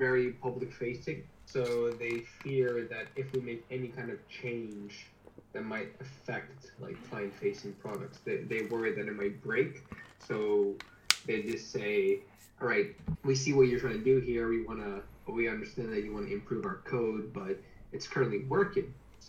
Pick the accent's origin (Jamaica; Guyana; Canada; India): Canada; moved away as an adult; now in United Kingdom; I'm from Canada, I'm currently working in the UK.